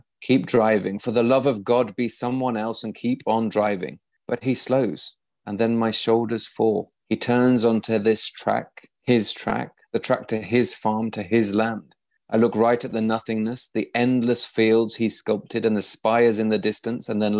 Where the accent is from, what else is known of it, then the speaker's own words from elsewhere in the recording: East Midlands, United Kingdom; I was brought up in the East Midlands on the edge of the Fens.